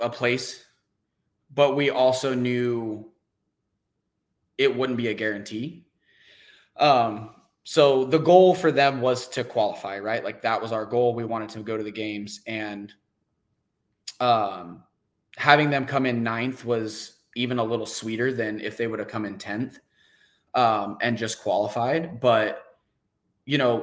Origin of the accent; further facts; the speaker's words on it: New Mexico, United States; now in Houston, United States; So I'm out in Houston. If we're talking where I'm from, I'm actually originally from New Mexico.